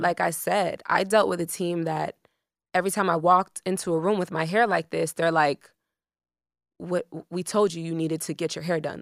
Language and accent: English; Miami, Florida, United States; also born or lived in Broward County, Florida; I'm from Miami, Florida